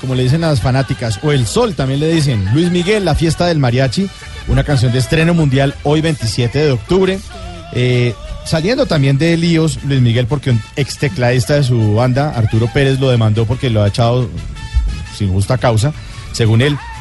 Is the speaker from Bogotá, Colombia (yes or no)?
yes; Bogotá, Colombia; somos los bogotanos que seguimos a kilómetros del metro